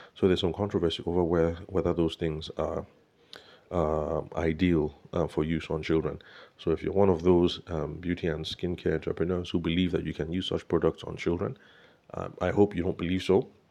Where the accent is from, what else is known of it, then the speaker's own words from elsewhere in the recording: Benue, Nigeria; now in Abuja, Nigeria; my home state, in Benue State